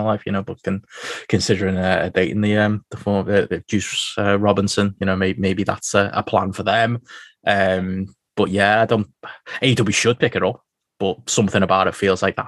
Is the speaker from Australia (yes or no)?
no; United Kingdom; as British fans